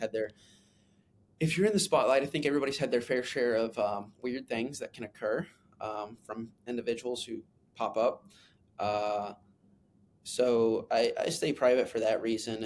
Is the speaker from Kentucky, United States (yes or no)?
yes; Kentucky, United States; I grew up in Kentucky